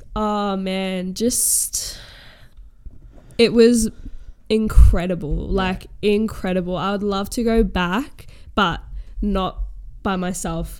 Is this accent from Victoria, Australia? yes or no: no; Townsville, Queensland, Australia; now in Melbourne, Australia; growing up in Queensland, I actually probably went to the theme parks like one time when I was like eight